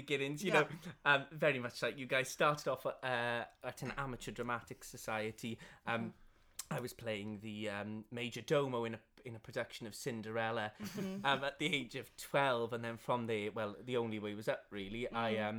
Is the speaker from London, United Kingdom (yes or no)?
no; Caerphilly, Wales, United Kingdom; South Wales, Caerphilly.